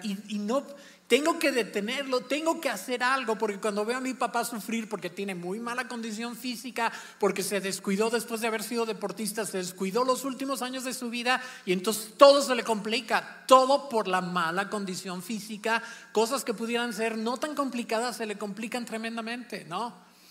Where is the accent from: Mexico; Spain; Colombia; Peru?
Mexico; Celaya, Guanajuato; moved away; nosotros nos criamos en Celaya, Guanajuato